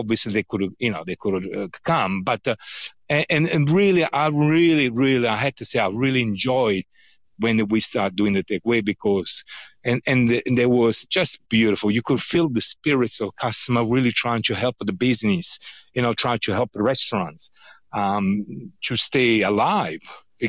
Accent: Naples, Campania, Italy; English is a second language; I'm very particular on fry because I'm from Naples, so frittura for us is extremely important.

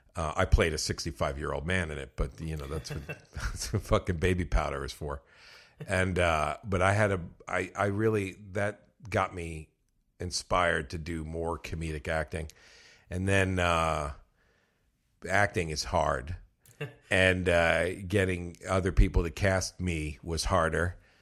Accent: Westchester, New York, United States; also born or lived in Bronx, New York; I'm from the Bronx, oh, New York, okay. and then but mostly raised in Westchester.

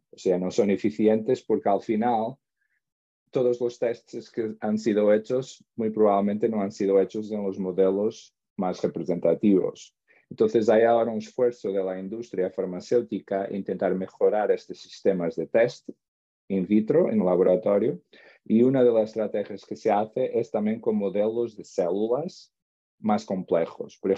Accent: Portugal; Spanish is a second language; also born or lived in Spain; soy portugués, he estudiado siempre en Portugal. Ah, a ver, un poco, tuve como unas estancias en el extranjero, donde estuve en España

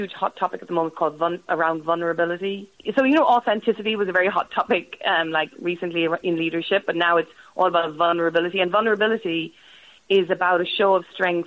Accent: Ireland; I'm Irish

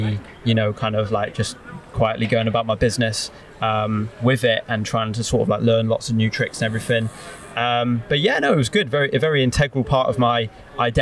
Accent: Bristol, South West England, United Kingdom; moved away as an adult; also born or lived in High Wycombe, Buckinghamshire; now in Manchester, United Kingdom; So I was born in High Wycombe, Buckinghamshire. I moved to Bristol at the age of 4. Lived most of my life in the north half of Bristol.

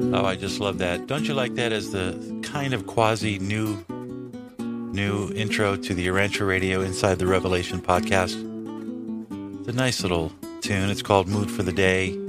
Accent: Los Angeles, California, United States; also born or lived in Hawaii; born and raised in Los Angeles, California

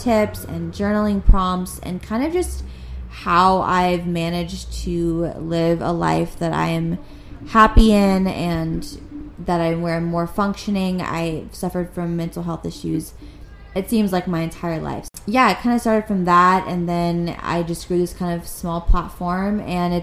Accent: Los Angeles, California, United States; I'm born and raised in Los Angeles

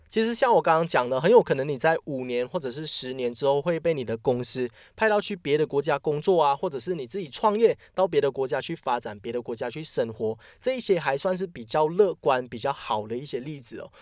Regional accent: Malaysia; 我们马来西亚人都习惯讲五百千

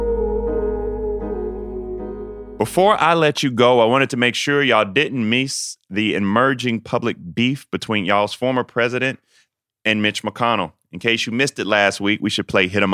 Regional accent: South Carolina, United States; my home state of South Carolina

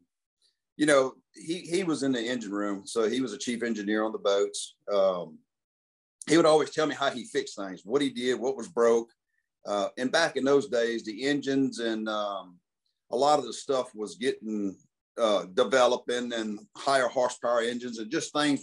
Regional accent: Baton Rouge, Louisiana, United States; also born or lived in Port Allen, Louisiana; I was born in Baton Rouge, Louisiana, 1964. I'm still resident. I live here

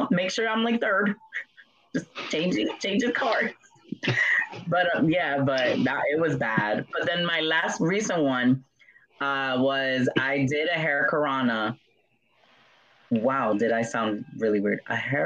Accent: New York, United States; I'm Dominican from New York.

